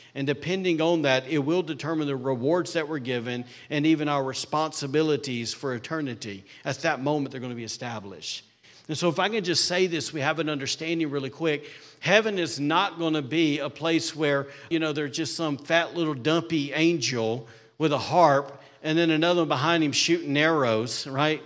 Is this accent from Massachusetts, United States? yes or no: no; Alabama, United States; now in Rockport, Maine, United States; I'm from Alabama